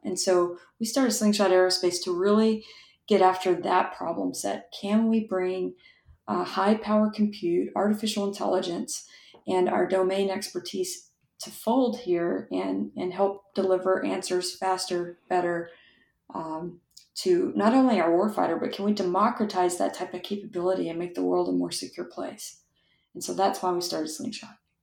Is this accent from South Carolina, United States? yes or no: no; West Texas, United States; I grew up in West Texas